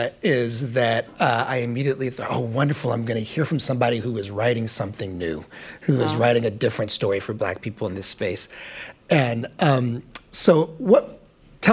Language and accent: English; Indianapolis, Indiana, United States; my hometown, Indianapolis